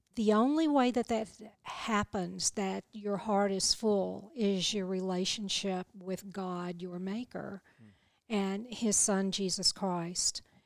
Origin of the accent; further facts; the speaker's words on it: the South, United States; accent: southern; my southern accent